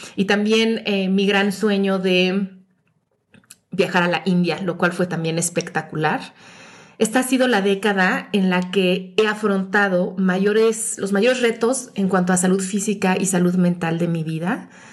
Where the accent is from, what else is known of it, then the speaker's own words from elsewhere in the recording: Mexico City, Mexico; moved away as an adult; regresé a la Ciudad de México, mi ciudad de origen